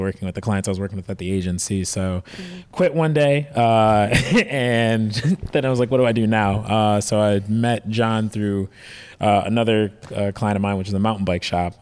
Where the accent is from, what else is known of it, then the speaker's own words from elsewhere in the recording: Detroit, Michigan, United States; now in San Diego, United States; I moved here from Detroit, so Detroit's the Motor City, so everybody's into cars. Everybody's dad, grandpa has a race car in their garage, so that's just all I grew up around